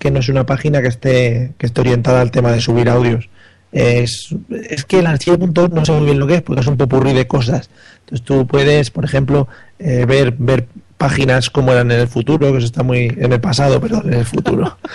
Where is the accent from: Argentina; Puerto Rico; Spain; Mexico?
Spain; que somos españoles, hombre, que el inglés lo tenemos flojete.